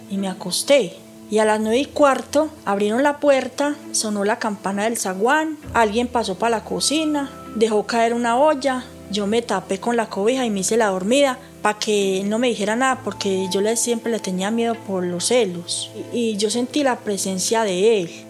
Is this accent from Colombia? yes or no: yes; Colombia; now in La Ceja, Colombia; Yo soy de Jorral, vine acá a buscar empleo como ama de casa.